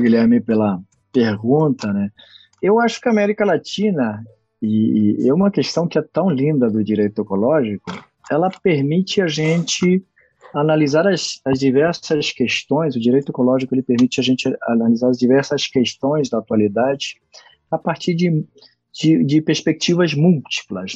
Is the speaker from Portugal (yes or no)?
no; Costa Rica; moved away; also born or lived in Brazil; eu sou costarriquenho